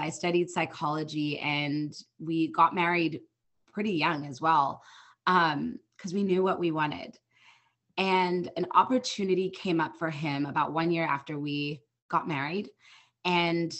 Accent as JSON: {"language": "English", "country": "South Africa", "tie": "born or raised there", "moved": "as an adult", "lives_now": "United States", "said": "I'm originally from South Africa, born and raised. My husband and I moved out here"}